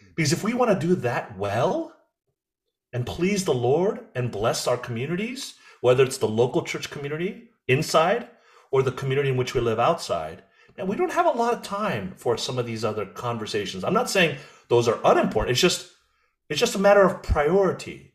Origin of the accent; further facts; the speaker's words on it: United States; I'm American, but I'm not American. I'm like this hyphenated, I'm a Korean hyphen American